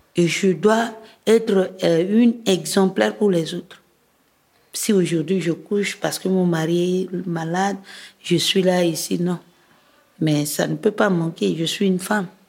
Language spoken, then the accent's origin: French; Bouca, Ouham, Central African Republic; now in Bangui, Central African Republic; mon village natal qui est Bouka. C'est dans la préfecture de Loam